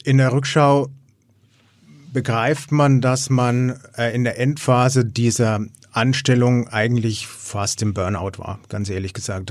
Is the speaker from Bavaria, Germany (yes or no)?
yes; Erlangen, Bavaria, Germany; ich komme aus Erlangen